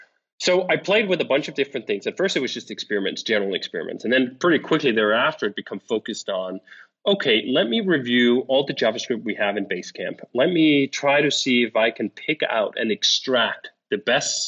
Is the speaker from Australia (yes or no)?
no; Copenhagen, Capital Region of Denmark, Denmark; moved away; I'm from Denmark, and in Copenhagen, we speak one dialect